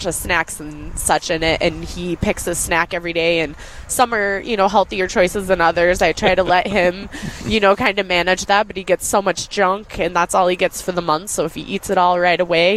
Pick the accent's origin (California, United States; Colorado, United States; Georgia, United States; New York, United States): Colorado, United States; moved away as an adult; now in Minnesota, United States; I grew up in Colorado